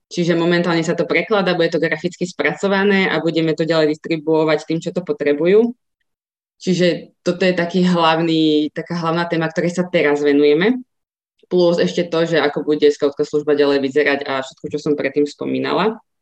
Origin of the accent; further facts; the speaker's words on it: Ružomberok, Žilina Region, Slovakia; moved away as an adult; now in Bratislava, Slovakia; pochádzam z Ružomberka, kde v podstate od roku 2009 pôsobím